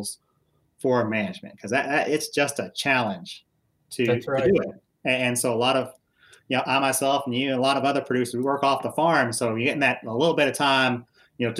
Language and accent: English; United States; I was originally born and raised in Mercer County, grew up on a small registered Angus farm